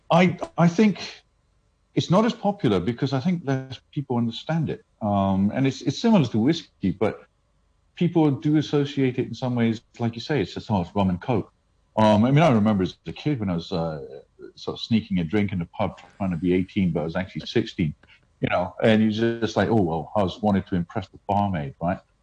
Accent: India; moved away; I grew up in India

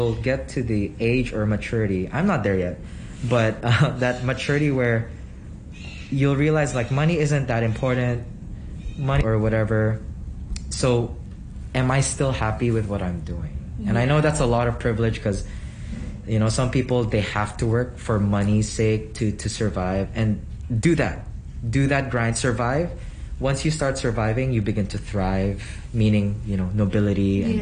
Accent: Philippines; now in Hong Kong; my hometown, the Philippines

